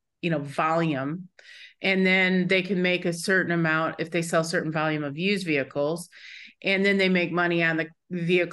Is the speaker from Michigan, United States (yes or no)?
yes; Michigan, United States; I grew up in Michigan